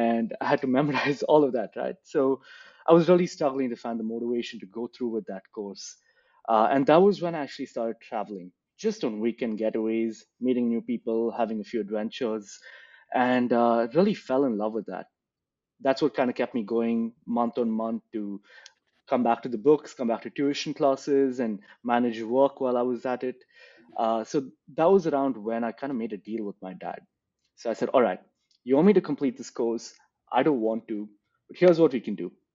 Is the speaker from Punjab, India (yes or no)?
no; Bangalore, Karnataka, India; moved away as an adult; now in Australia; I grew up in Bangalore